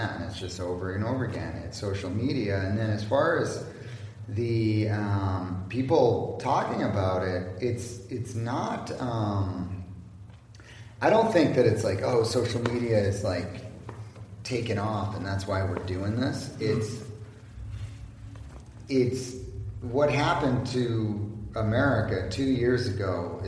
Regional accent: California 4th District, United States; born or raised there

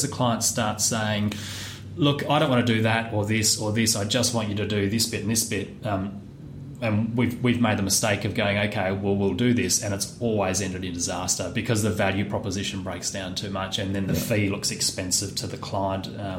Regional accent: Perth, Western Australia, Australia; No, I was coming from Perth, although I was born

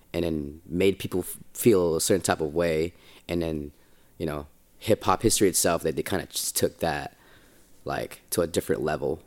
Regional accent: Bay Area, California, United States; moved away as an adult; also born or lived in Philippines; now in Los Angeles, United States; that Bay kid, 'cause I'm from the Bay.

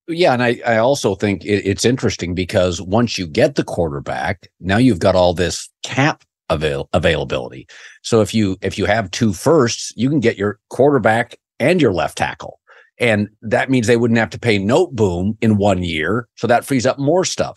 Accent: Pacific Northwest, United States; moved away; I grew up in the Pacific Northwest

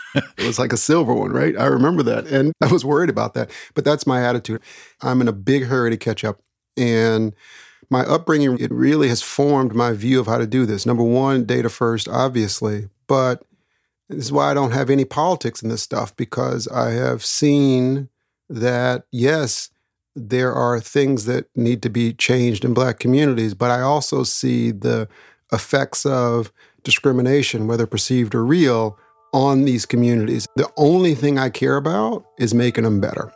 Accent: Daytona Beach, Florida, Texas, United States; I was born in Daytona Beach, Florida

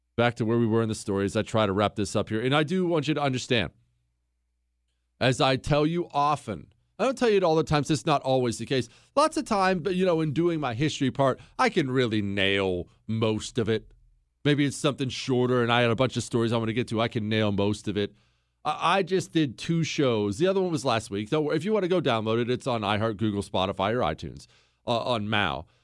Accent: United States; I'm an American

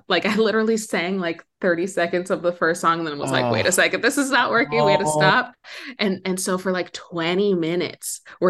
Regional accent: Philadelphia, Pennsylvania, United States; also born or lived in San Francisco / Minneapolis / Boston / Brooklyn; now in Los Angeles, United States; So yeah, I was born in San Francisco. I spent my elementary school days in Minneapolis, my middle school and high school days in Philadelphia, went to college in Boston. I was in Brooklyn for 8 years and I just moved to LA in September.

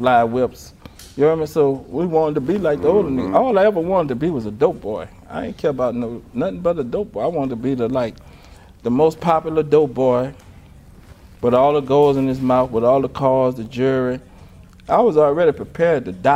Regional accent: New Orleans, Louisiana, United States; I grew up on Saratoga and Rowland, which is across the street from the Melphamine Project

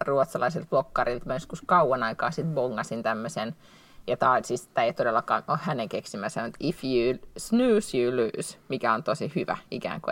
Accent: Finland; now in Sweden

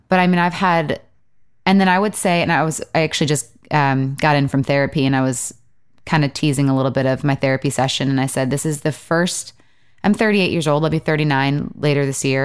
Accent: Michigan, United States; also born or lived in Los Angeles; now in Nashville, United States; I'm from Michigan.

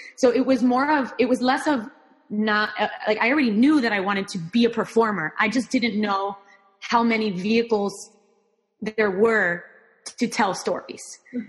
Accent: Miami, Florida, United States; first language Spanish; English is a second language; I am Cuban American. So I grew up in Miami, Florida, and that my upbringing here was very much influenced by Cuban culture, by Latin American culture.

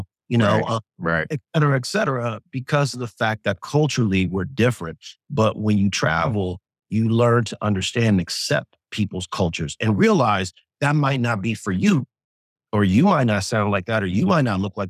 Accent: Inglewood, California, United States; also born or lived in Sweden; I grew up in LA, you know, grew up in Inglewood, two blocks from

